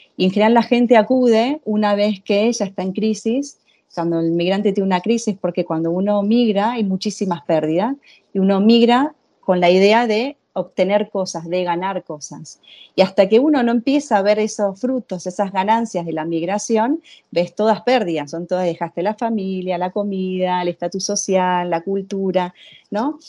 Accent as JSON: {"language": "Spanish", "country": "Argentina", "tie": "born or raised there", "also_born_or_lived": "Venezuela / Italy", "moved": "as an adult", "lives_now": "Spain", "said": "yo soy argentina, nací en Argentina, hice toda mi formación en psicología"}